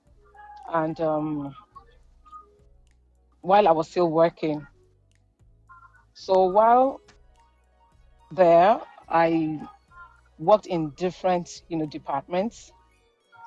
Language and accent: English; Nigeria; I am from Nigeria. I am based in Lagos.